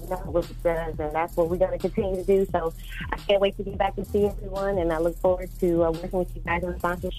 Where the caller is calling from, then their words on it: Charlotte, North Carolina, United States; I was just calling from Charlotte. Just want to say good morning.